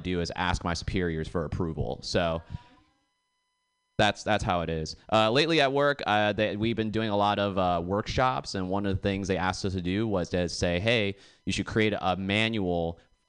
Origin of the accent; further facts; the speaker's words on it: Boston, Massachusetts, United States; I'm from Boston